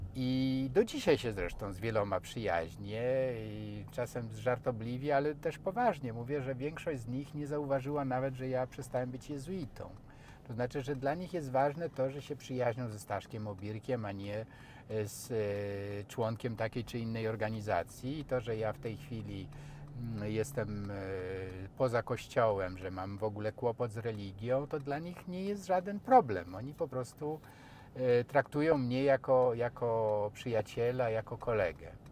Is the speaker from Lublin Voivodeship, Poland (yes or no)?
yes; eastern Poland, Lublin Voivodeship, Poland; accent: sing-song eastern speech; moved away; ja jestem ze wschodu, jak to mi żona mówi, że ty jak y, przekraczamy granicę województwa lubelskiego, to już zaczynasz śpiewnie mówić.